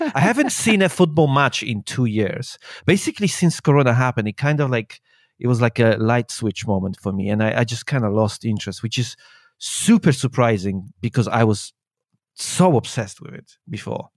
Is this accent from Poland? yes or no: yes; Poland; moved away as an adult; also born or lived in England; now in China; I was born in Poland and I, when I was nineteen, I think. Eighteen, nineteen. I, uh, moved out